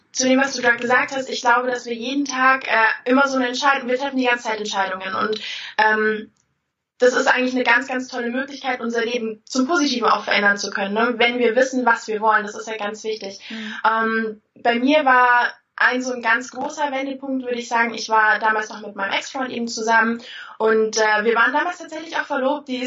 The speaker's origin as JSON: {"language": "German", "region": "Bavaria", "country": "Germany", "tie": "born or raised there", "said": "Ich komme aus Bayern, also unten, unten die Ecke äh, Richtung München. Und äh, ja, da war ich eigentlich auch schon immer."}